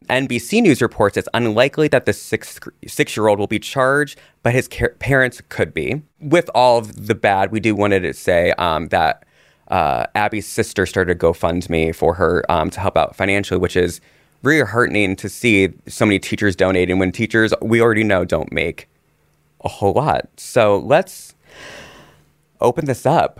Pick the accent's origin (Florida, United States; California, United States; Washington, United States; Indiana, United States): Indiana, United States; I grew up in Indiana